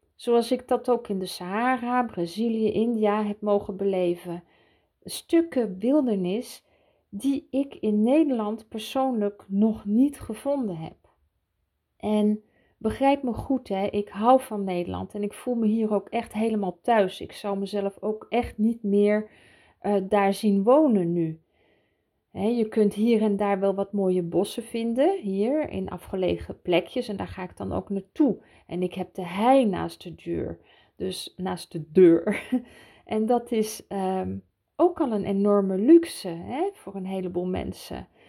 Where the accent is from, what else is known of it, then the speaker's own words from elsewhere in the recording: Switzerland; also born or lived in Utrecht, Netherlands; ik daar ben grootgebracht. Ik herinner mij nog mijn eerste dagen in Zwitserland